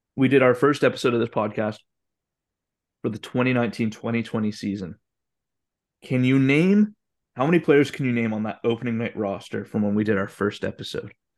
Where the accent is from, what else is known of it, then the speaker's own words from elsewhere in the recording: Calgary, Alberta, Canada; moved away; I'm from Calgary